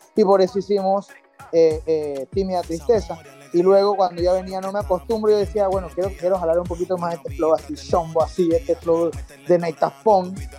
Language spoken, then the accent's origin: Spanish; Panama; soy cantautor panameño